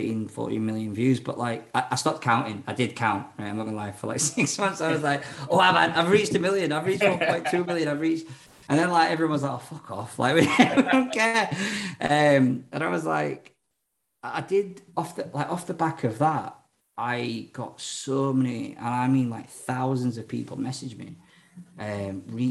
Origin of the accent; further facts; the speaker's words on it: Ireland; I'm Irish.